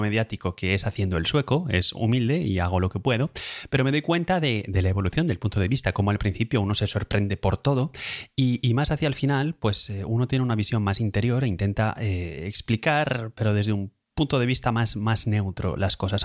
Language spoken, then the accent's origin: Spanish; Madrid, Community of Madrid, Spain; now in Lausanne, Switzerland; soy de origen de Madrid